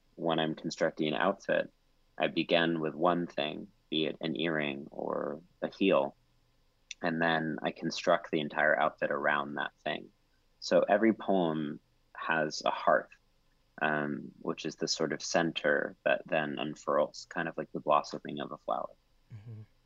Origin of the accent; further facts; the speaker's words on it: College Station, Texas, United States; moved away; growing up in College Station, Texas